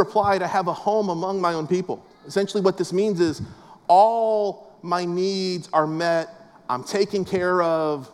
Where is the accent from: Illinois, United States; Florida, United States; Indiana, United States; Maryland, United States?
Florida, United States; West Palm Beach; I grew up in West Palm Beach, South Florida.